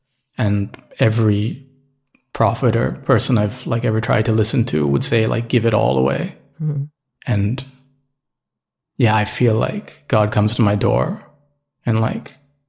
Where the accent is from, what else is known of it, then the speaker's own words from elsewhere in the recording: Canada; born there; but I was born in Canada, right? So I can get out.